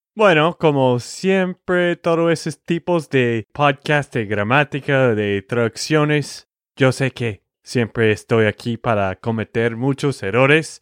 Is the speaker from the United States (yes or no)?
yes; Texas, United States; de Texas, Estados Unidos.